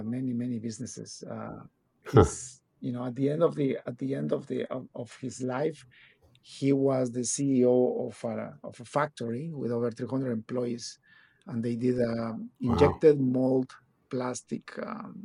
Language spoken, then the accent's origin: English; Guatemala City, Guatemala Department, Guatemala; now in Canada; I was born and raised in Guatemala City, Guatemala